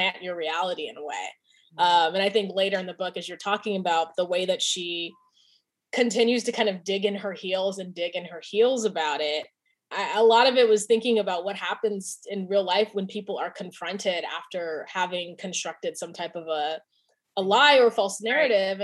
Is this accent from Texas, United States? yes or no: no; California, United States; moved away as an adult; my identity as a Californian, as I have not lived in California